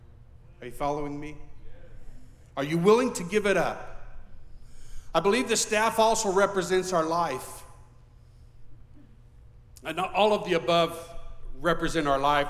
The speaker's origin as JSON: {"language": "English", "country": "Mexico", "tie": "born or raised there", "said": "And I remember growing up in Mexico, in the Latin culture, I believed that it was my duty to ensure that my wife was well submitted under the Lord and under me."}